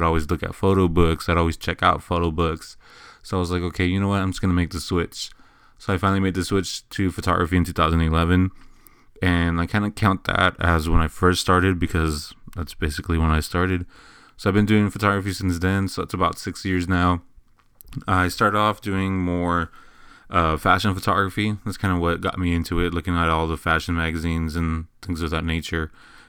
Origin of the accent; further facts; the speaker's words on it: Eagle Pass, Texas, United States; now in San Antonio, United States; I came from Eagle Pass, Texas. I moved to San Antonio, Texas, about, I want to say, 6-7 years ago.